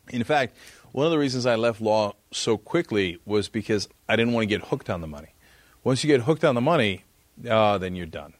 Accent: East Brunswick, New Jersey, United States; I grew up in New Jersey in East Brunswick

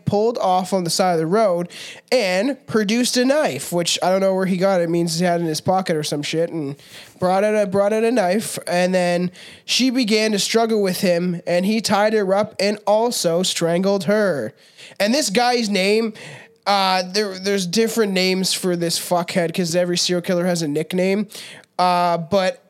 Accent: Canada; I'm a Canadian

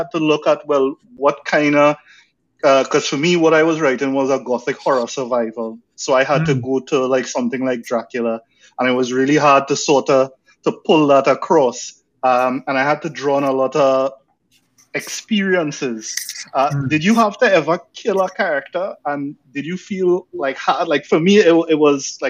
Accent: Granville, Trinidad & Tobago; now in Micronesia; I'm from Cedros originally, Granville

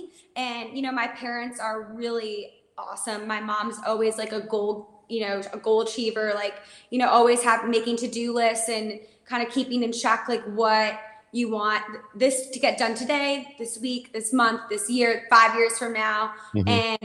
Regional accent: Midwest, United States; Yes, so I'm an independent country music singer, songwriter, artist, and I'm born and raised in the Midwest.

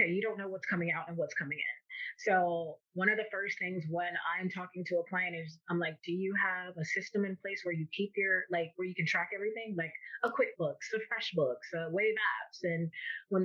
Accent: Miami, Florida, United States; I am born and raised in Miami, Florida

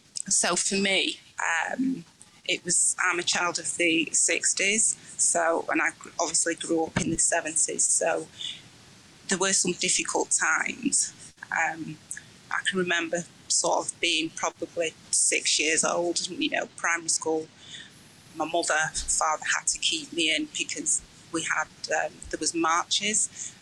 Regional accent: Manchester, North West England, United Kingdom; I grew up in an area where it was predominantly Black anyway. So I grew up in Hume, my side. So it was predominantly Black.

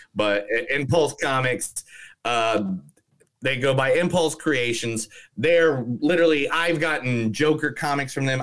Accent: South Bend, Indiana, United States; an Irish guy from South Bend, Indiana

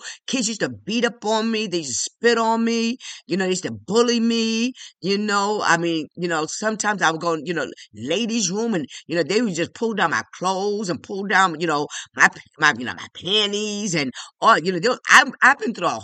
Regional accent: New York City, New York, United States; I'm one of 12, and I grew up in the South Bronx in the hood. Yes, right on Washington Avenue

